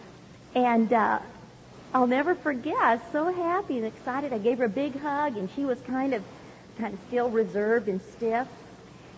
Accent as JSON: {"language": "English", "region": "California", "country": "United States", "tie": "born or raised there", "also_born_or_lived": "Hawaii", "said": "I was born in Hawaii, and I grew up right here in California"}